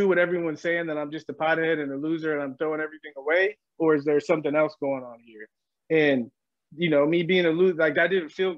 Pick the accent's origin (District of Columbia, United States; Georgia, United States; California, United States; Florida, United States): California, United States; San Diego; moved away as an adult; I grew up in San Diego